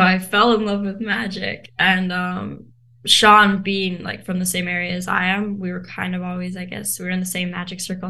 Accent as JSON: {"language": "English", "town": "Vancouver", "region": "British Columbia", "country": "Canada", "tie": "born or raised there", "also_born_or_lived": "South Africa", "said": "So we moved here. Um, I went to school here. So my whole life has kind of been in Vancouver."}